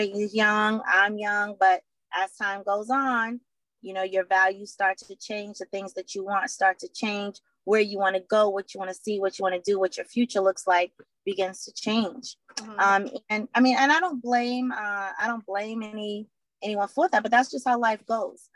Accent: Boston, Massachusetts, United States; I am from Boston, Mass, born and raised here

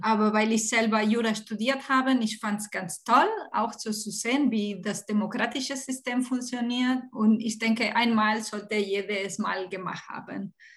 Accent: Barcelona, Catalonia, Spain; German is a second language; now in Stuttgart, Germany; ich komme aus Barcelona, mein Mann ist komme aus Deutschland

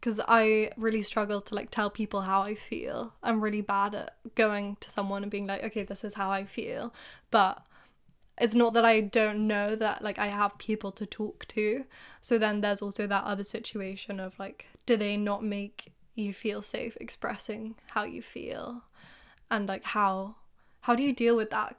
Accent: England, United Kingdom; You're making fun of me for being English.

